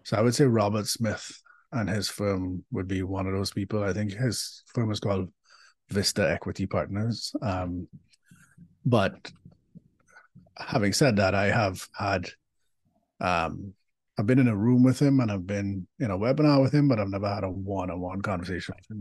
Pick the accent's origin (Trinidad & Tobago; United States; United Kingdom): Trinidad & Tobago; moved away; I am from Trinidad and Tobago originally, and which makes me a Caribbean diaspora in person